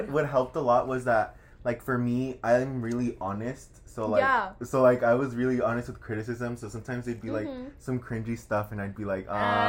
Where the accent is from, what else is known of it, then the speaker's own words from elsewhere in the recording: Bay Area, California, United States; moved away as an adult; I'm originally from the Bay Area. I'm a first-gen student as well.